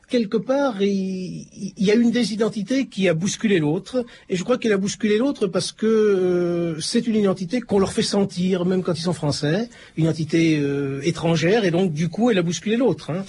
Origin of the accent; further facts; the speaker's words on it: Tunisia; moved away as an adult; now in France; Je suis tunisien. Quand je suis parti de là-bas, j'avais déjà mon bac. Puis j'avais cru que la France, quoi, c'était le paradis, quoi.